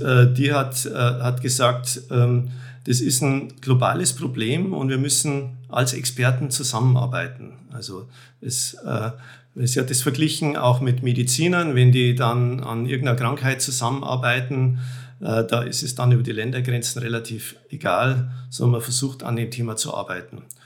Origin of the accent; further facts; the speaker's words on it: Germany; ich komme da als Deutscher